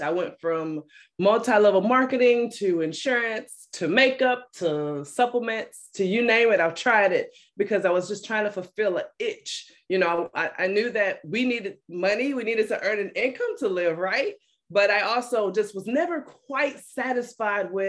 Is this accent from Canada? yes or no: no; Alabama, United States; also born or lived in Detroit, Michigan; I'm originally from Detroit, Michigan. I moved to Alabama when I was a little girl and pretty much been raised by my mom